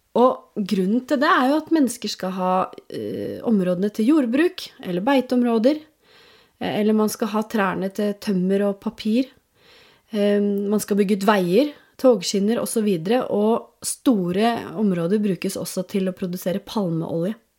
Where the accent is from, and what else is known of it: Norway